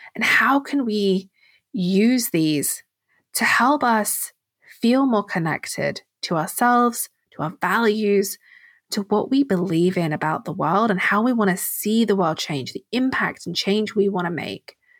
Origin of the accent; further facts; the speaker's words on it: England, United Kingdom; I'm English